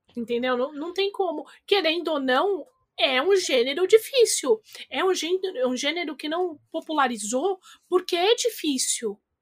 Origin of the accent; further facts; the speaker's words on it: Brazil; eu vim do Tabuão, Caramba 4